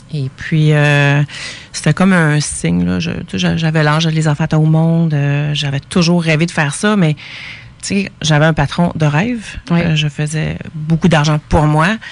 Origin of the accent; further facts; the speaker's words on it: Quebec, Canada; Je suis québécoise